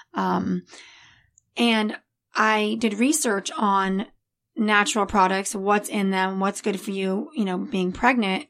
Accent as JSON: {"language": "English", "town": "El Segundo", "region": "California", "country": "United States", "tie": "born or raised there", "also_born_or_lived": "Florida", "said": "I was born in Florida, but I was raised right here in El Segundo"}